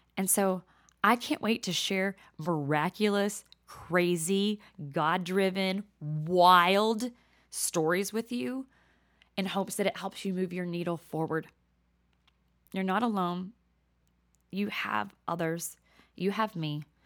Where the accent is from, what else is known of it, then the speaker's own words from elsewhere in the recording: Texas, United States; accent: Southern; moved away as an adult; now in New Jersey, United States; I'm a whole lot of Texas, um, but a little bit of Jersey